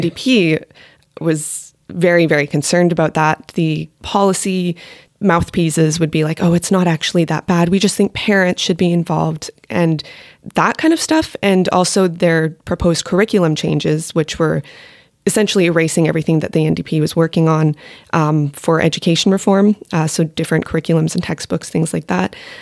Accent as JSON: {"language": "English", "region": "Alberta", "country": "Canada", "moved": "yes", "said": "I'm from Alberta"}